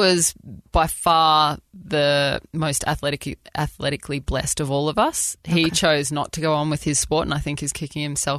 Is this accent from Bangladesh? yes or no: no; Australia; accent: Australian; moved away as an adult; now in United States; I am Australian.